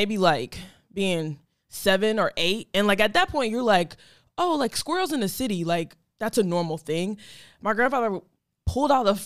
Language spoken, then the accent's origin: English; Ohio, United States; I was born in Ohio